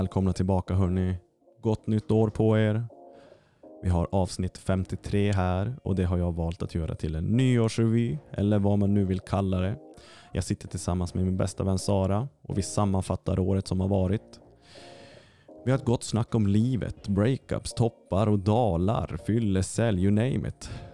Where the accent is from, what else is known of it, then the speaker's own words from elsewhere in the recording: Kiruna, Norrbotten County, Sweden; moved away; nu när man är hemma i Kiruna